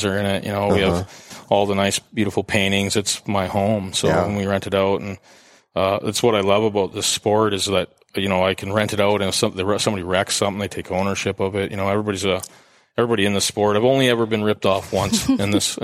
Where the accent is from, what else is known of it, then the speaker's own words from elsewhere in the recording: Canada; I'm not from Edmonton, but I'm from Canada